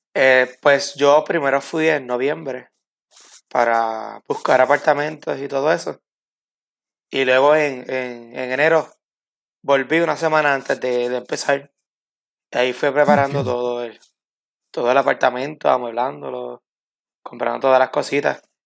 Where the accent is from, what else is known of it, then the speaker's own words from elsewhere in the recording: Camuy, Puerto Rico; also born or lived in Arecibo, Puerto Rico / Mayagüez, Puerto Rico; yo nací en Arecibo, Puerto Rico, eh, en el año 1995. Pero pues mi familia todos son de Camuy y me crié en Camuy.